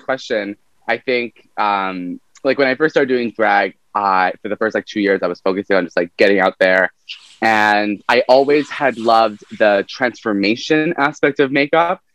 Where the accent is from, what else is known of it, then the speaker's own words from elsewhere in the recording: Vancouver, British Columbia, Canada; So born and raised in Vancouver